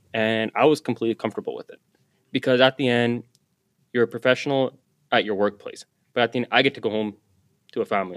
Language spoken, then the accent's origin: English; Surrey, British Columbia, Canada; I grew up in Guilford. I got to work in Guilford